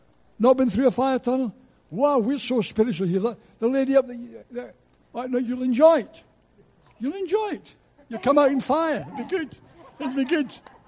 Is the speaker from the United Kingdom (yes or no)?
yes; Scotland, United Kingdom; Well, as a Scotsman, I had to say that.